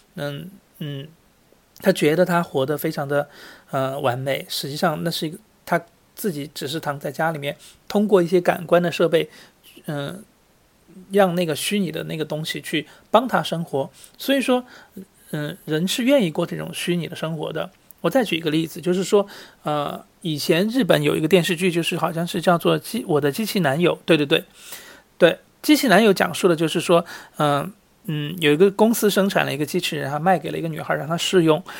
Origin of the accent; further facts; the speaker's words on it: Sichuan, China; moved away; 我是四川人，我很喜欢打麻将。那么在虽然在国外